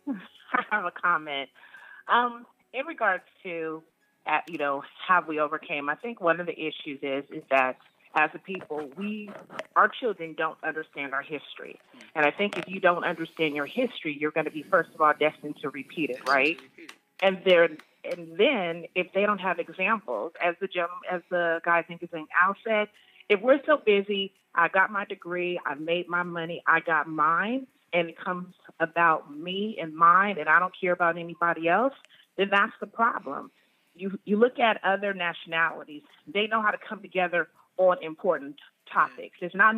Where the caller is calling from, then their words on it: Dallas, Texas, United States; From Dallas, Texas.